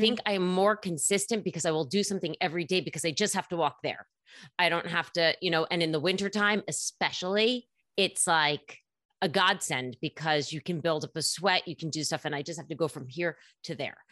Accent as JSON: {"language": "English", "town": "New York City", "region": "New York", "country": "United States", "said": "as a New Yorker, there's so many gyms here"}